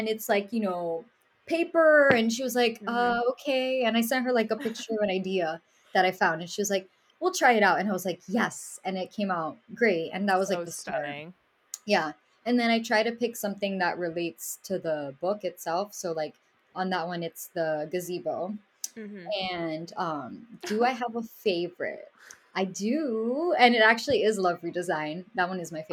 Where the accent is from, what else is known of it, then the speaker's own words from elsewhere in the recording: Miami, Florida, United States; I did not grow up in a small town. I grew up in Miami, which is the opposite.